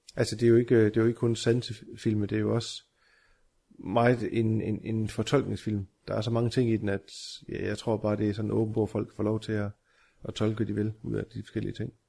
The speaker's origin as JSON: {"language": "Danish", "country": "Denmark", "said": "vi er danskere"}